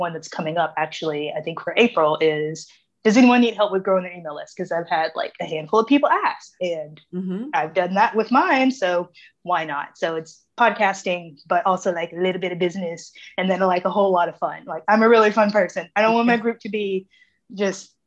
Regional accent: Springfield, United States; now in Memphis, United States; I was born in Springfield

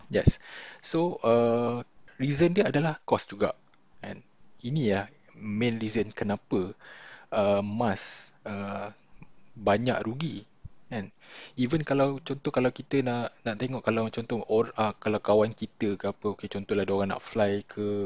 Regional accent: Malaysia; banggalah sebagai orang Malaysia

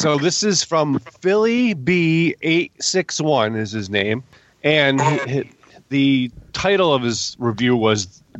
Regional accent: West Springfield, Massachusetts, United States; I'm originally from West Springfield, Massachusetts, USA, Earth, Milky Way

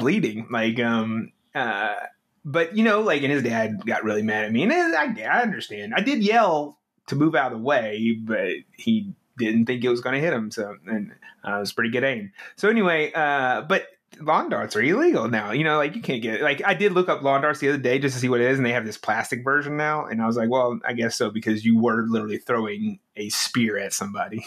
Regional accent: near Shreveport, North Louisiana, United States; moved away as an adult; also born or lived in Dallas, Texas; I grew up in North Louisiana

